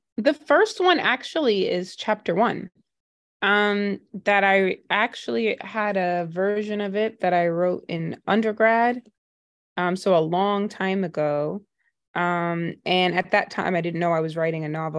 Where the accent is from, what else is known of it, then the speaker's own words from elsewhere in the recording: New York City, New York, United States; I grew up in Brooklyn, um, and then my mom is Trinidadian and my dad is Jamaican